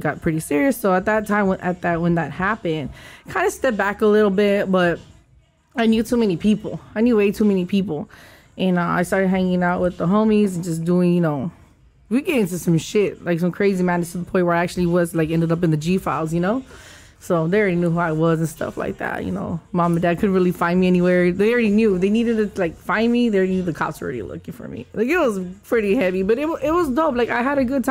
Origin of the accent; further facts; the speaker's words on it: Los Angeles, California, United States; I grew up in Eastside Lincoln Heights, 90031